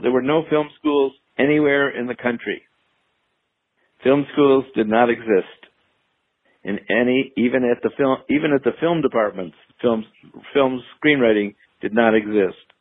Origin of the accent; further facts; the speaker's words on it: Chicago, Illinois, United States; moved away as an adult; also born or lived in New York / Boston; I grew up in Illinois, um, on the north side of Chicago